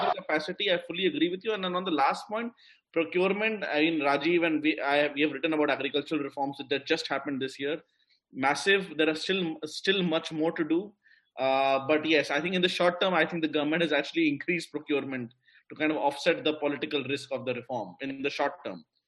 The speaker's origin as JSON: {"language": "English", "country": "India", "said": "as an Indian"}